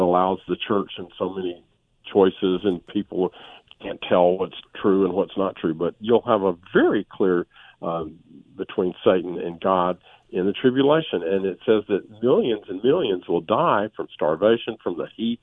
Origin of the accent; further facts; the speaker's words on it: United States; We're Americans.